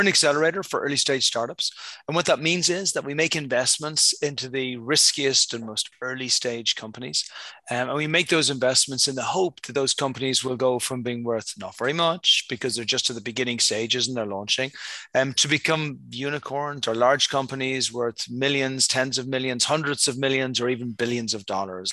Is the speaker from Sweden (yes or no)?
no; Dublin, Leinster, Ireland; moved away; I was born in Ireland um, many, many, many, many years ago, you know, somewhere back in the ancient times. and since that time, I've lived in many places around the world. But yeah, originally hail from Dublin over in Ireland.